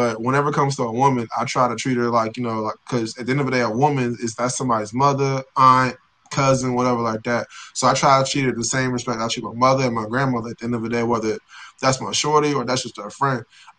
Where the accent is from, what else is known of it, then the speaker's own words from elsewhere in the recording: Queens, New York, United States; born there; I was born in Queens, and all my family's from Queens or Manhattan and stuff like that.